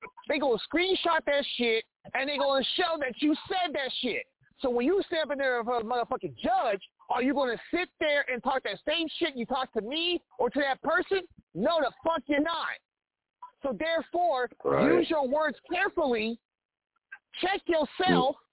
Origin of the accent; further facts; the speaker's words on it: Kansas City, Missouri, United States; moved away as an adult; now in Olathe, United States; I live in Olathe, Kansas. That's 20 minutes outside of Kansas City, Missouri. I can't cross into my hometown